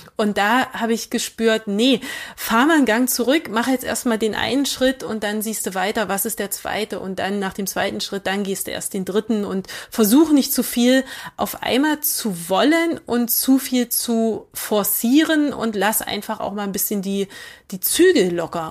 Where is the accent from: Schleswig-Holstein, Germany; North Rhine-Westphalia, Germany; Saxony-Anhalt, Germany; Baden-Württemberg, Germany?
Saxony-Anhalt, Germany; Magdeburg; ich bin ähm, 85 in Magdeburg geboren